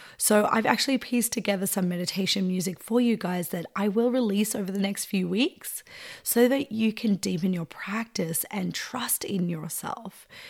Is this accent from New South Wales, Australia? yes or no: no; east or northeast of Melbourne, Victoria, Australia; moved away; I grew up east or northeast of Melbourne, out the bush